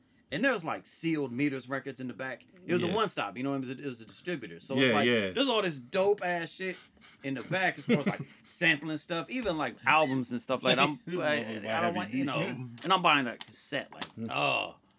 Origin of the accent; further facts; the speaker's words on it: Columbus, Ohio, United States; I'm from here. Yeah.